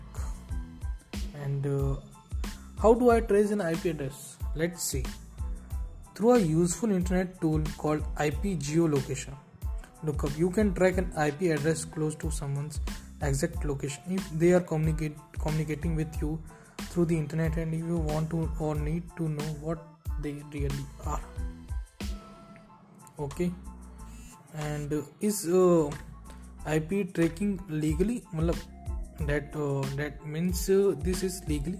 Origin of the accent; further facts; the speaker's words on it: Bikaner, Rajasthan, India; I am from Bikaner, Rajasthan